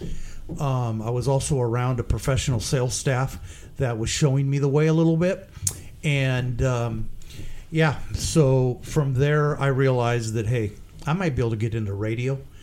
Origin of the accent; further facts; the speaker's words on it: Portland, Oregon, United States; I grew up in North Portland.